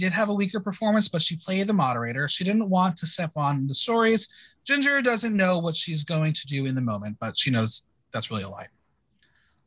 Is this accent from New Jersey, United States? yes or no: yes; New Jersey, United States; I'm from New Jersey